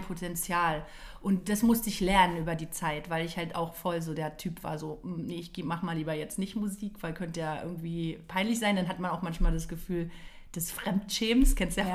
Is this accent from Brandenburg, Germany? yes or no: yes; Potsdam, Brandenburg, Germany; bin gebürtige Potsdamerin